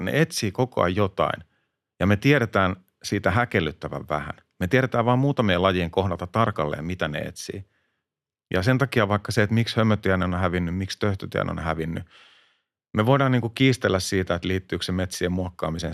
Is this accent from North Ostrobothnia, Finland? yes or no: no; Hämeenlinna, Kanta-Häme, Finland; mä oon itse Hämeenlinnasta